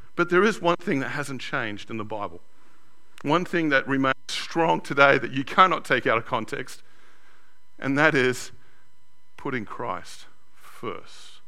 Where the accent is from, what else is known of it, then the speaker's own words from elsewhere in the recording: Sydney, New South Wales, Australia; Growing up in Australia, in a white, very white 70s and 80s Australia, I was known as a WOG